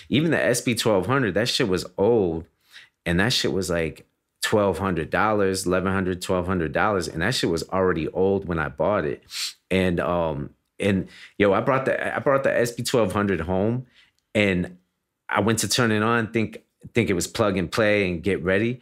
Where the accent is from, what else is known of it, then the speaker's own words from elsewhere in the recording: Miami, Florida, United States; I'm from Miami, Florida.